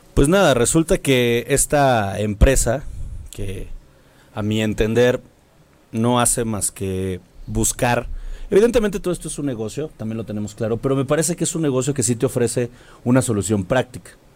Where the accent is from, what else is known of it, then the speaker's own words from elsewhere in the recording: Mexico City, Mexico; nosotros somos chilangos